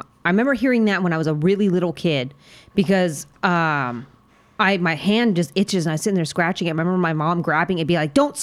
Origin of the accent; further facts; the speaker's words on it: United States; I'm American.